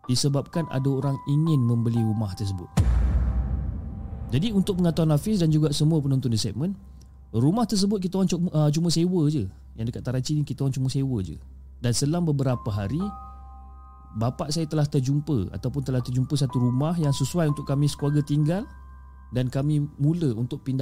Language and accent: Malay; Negeri Sembilan, Malaysia; dan uh, aku berasal daripada Negeri Sembilan.